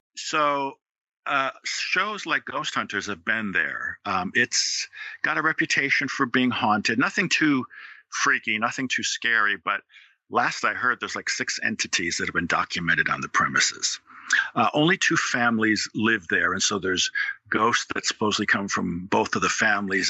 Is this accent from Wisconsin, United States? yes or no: yes; Wisconsin, United States; moved away as an adult; now in Louisville, United States; I'm from Wisconsin originally. I ended up in Louisville, Kentucky in the 90s to go to law school and grad school